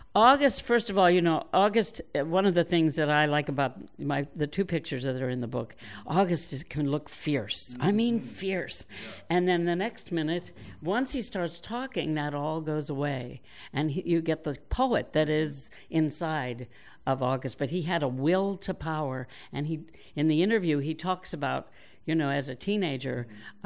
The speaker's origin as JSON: {"language": "English", "region": "New York", "country": "United States", "tie": "born or raised there", "moved": "yes", "said": "I was born in New York, and I am still a New Yorker"}